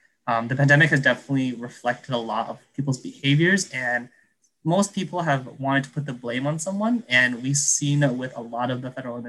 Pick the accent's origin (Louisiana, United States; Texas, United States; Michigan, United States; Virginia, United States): Michigan, United States; Detroit; I'm up at Michigan State. I'm an hour away from home. I'm from Detroit.